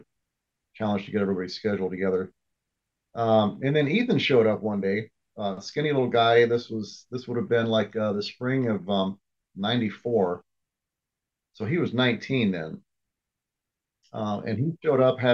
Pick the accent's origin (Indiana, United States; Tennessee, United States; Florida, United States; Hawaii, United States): Indiana, United States; near Indianapolis, United States; moved away as an adult; now in Phoenix, United States; I grew up near Indianapolis and moved out to Phoenix